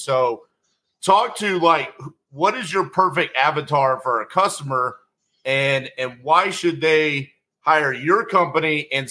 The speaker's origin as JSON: {"language": "English", "region": "Texas", "country": "United States", "tie": "born or raised there", "said": "I'm born American, right? Grew up here in Texas my whole life."}